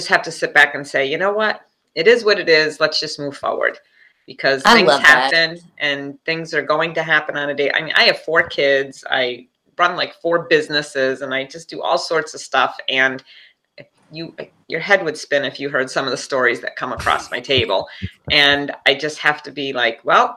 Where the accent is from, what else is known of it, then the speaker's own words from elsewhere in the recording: Long Island, New York, United States; I'm from Long Island originally, so I grew up all through New York